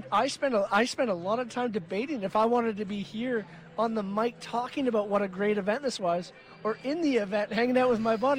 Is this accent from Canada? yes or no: yes; Canada; I think being a Canadian amateur athlete is a great thing.